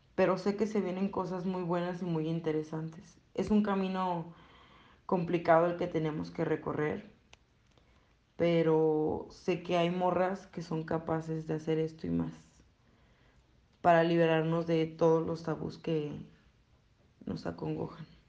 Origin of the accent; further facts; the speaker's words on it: Lagos de Moreno, Jalisco, Mexico; soy feminista y soy de Lagos de Moreno.